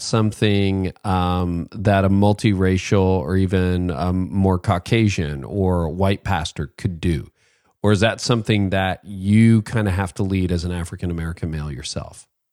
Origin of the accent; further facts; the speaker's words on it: Canada; also born or lived in north of Toronto; as a Canadian, you know, guy who lives in a, in a different country